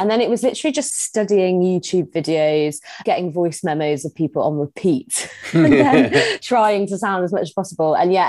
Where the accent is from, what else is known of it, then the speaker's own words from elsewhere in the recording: Scunthorpe, Yorkshire and the Humber, United Kingdom; moved away; So I'm from Scunthorpe originally.